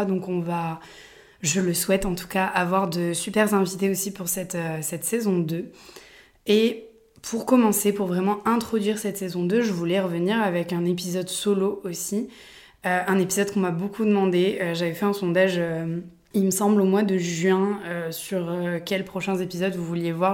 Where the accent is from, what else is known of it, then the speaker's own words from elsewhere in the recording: Aix-en-Provence, Provence-Alpes-Côte d'Azur, France; je suis née à Aix-en-Provence